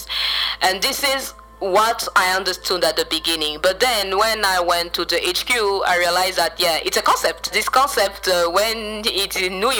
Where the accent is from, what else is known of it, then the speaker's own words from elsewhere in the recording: Central African Republic; I'm from the Central African Republic, and I run a youth-led organization